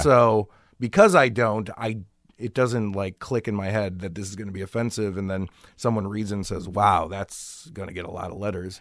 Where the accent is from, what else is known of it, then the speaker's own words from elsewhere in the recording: Chicago, Illinois, United States; I grew up in Chicago